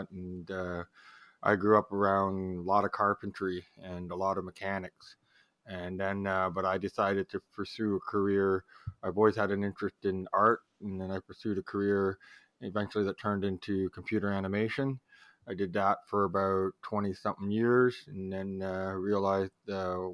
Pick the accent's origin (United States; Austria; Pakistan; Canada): Canada; time I tell people from America I'm from Canada, especially on stage, immediately, eh?